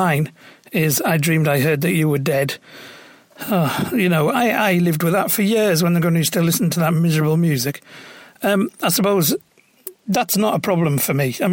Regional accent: County Durham, North East England, United Kingdom; I grew up in County Durham, where there's steel towns

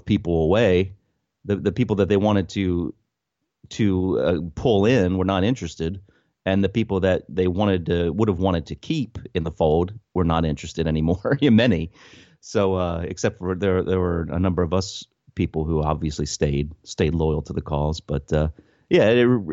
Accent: United States; as an American

